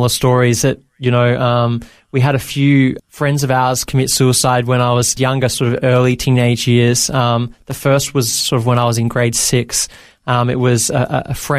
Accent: Bendigo, Victoria, Australia; also born or lived in Maryborough, Victoria / Ballarat, Victoria; I grew up in Bendigo, Victoria.

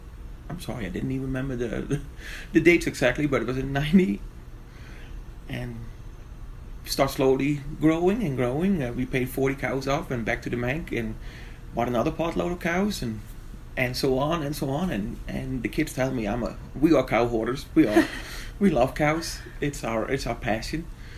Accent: Netherlands; now in Colorado, United States; Well, I was born in the Netherlands, so was my husband, and we came over here and we started with 40 cows.

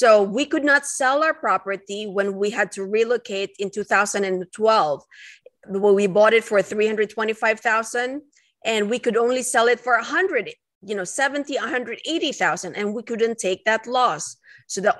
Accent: Philippines; moved away as an adult; now in United States; I am an immigrant. I came from the Philippines. And coming in here in 2004 to start my residency training program

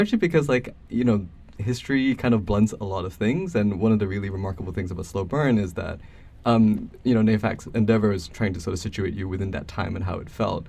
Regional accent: Malaysia; moved away as an adult; now in United States; I grew up in Malaysia until I was eighteen

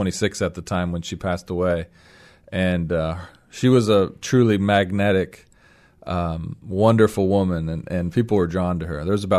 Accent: Seattle, Washington, United States; Yeah, well, I grew up in the Seattle area and went to University of Washington. And left for 7 years before coming back to start Sideris Church 7 years ago, actually.

